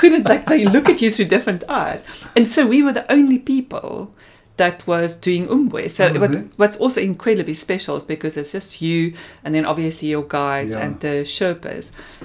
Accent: Springbok, Northern Cape, South Africa; also born or lived in Namibia; So, I was born in Namibia. And I think we stayed there until I started school. Then we moved to Springbok.

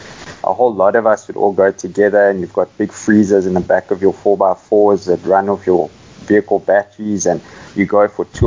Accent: Cape Town, Western Cape, South Africa; moved away as an adult; also born or lived in Johannesburg, South Africa / Botswana; now in Roodepoort, South Africa; I was actually born in Joburg, but I grew up most of my life in Cape Town.

